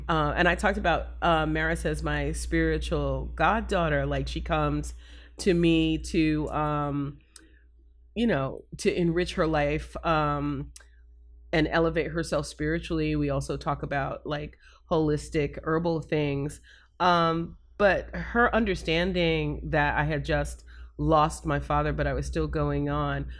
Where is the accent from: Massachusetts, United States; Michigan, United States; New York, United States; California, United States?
New York, United States; now in Florida, United States; I was raised in New York, but my mom and, and my greater family is all down here in Florida